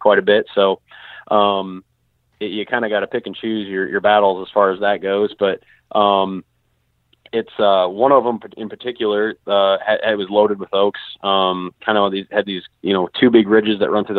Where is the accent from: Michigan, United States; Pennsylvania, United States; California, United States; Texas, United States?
Michigan, United States; Southwest; now in Western Illinois, United States; I grew up in Southwest Michigan, and there just isn't much terrain there